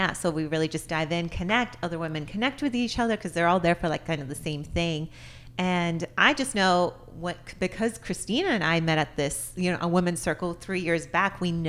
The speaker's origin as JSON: {"language": "English", "region": "Arizona", "country": "United States", "also_born_or_lived": "Tucson", "moved": "as an adult", "lives_now": "Los Angeles, United States", "said": "That's exactly why I left Arizona."}